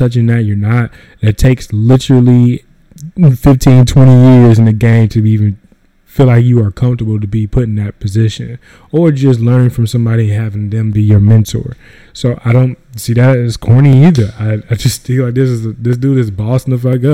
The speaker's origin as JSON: {"language": "English", "region": "North Carolina", "country": "United States", "said": "I'm from North Carolina"}